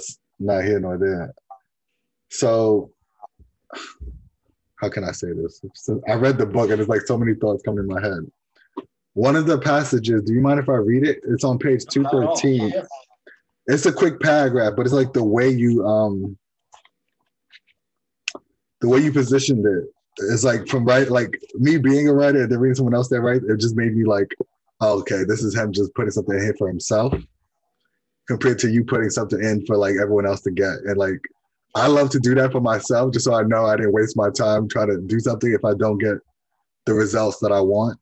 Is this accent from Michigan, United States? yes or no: no; New York, United States; Me growing up in New York, I'm maybe 40 minutes away from the Five Boroughs